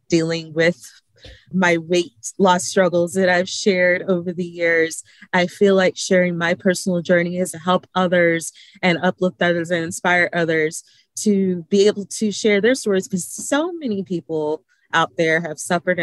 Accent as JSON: {"language": "English", "region": "Alabama", "country": "United States", "tie": "born or raised there", "said": "I am a small town girl from Lynette, Alabama, raised for majority of my life. I am proud of my hometown"}